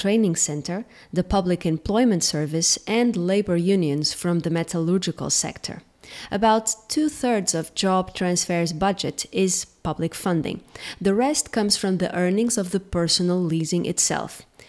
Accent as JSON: {"language": "English", "country": "Portugal", "tie": "born or raised there", "said": "So here in Portugal"}